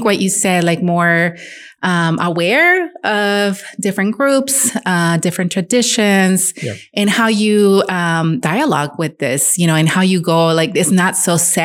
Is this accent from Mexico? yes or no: yes; Mexico; also born or lived in Ohio; now in San Antonio, United States; I grew up in Mexico